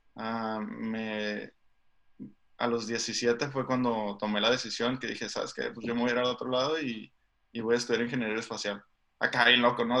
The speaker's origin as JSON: {"language": "Spanish", "town": "Tijuana", "region": "Baja California", "country": "Mexico", "tie": "born or raised there", "also_born_or_lived": "San Diego, United States", "moved": "as an adult", "said": "yo crecí en, Tijuana. O sea, nací en San Diego, entonces, este, pero sí crecí en, Tijuana toda la vida."}